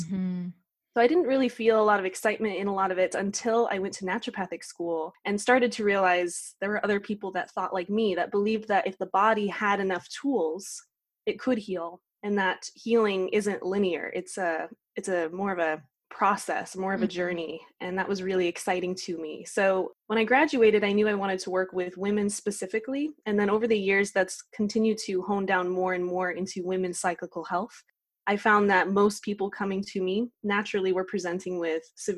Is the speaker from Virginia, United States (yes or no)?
no; Utah, United States; I grew up in middle of nowhere, Utah, on a ranch